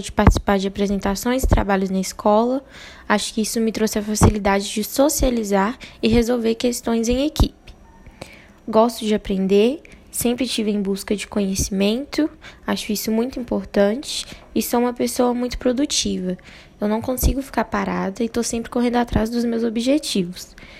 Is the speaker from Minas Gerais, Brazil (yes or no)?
yes; Barão de Cocais, Minas Gerais, Brazil; Nasci em Barão de Cocais, onde também moro atualmente